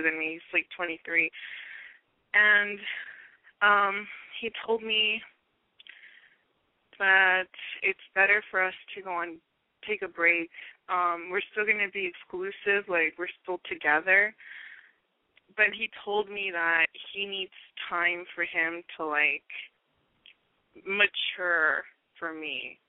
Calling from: Long Beach, California, United States; I'm 21, and I'm calling from Long Beach.

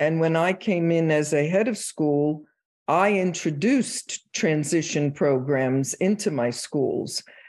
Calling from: Phoenix, Arizona, United States; I'm in sunny Phoenix, Arizona.

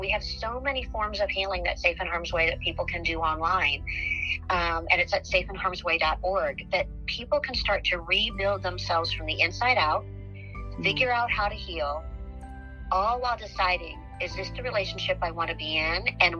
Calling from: Missouri, United States; And so I'm calling you from Missouri.

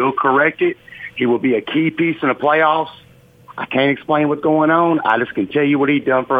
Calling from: Nashville, Tennessee, United States; accent: South accent; I'm calling from Nashville

